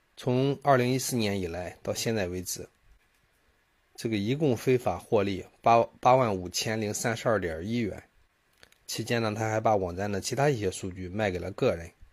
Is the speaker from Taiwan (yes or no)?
no; China; 我们中国人的商业模式还是走在了世界的前列的